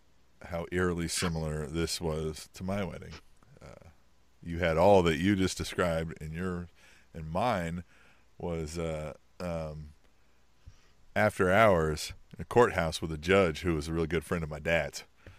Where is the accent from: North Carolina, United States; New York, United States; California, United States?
New York, United States; This was in Manhattan, like my hometown.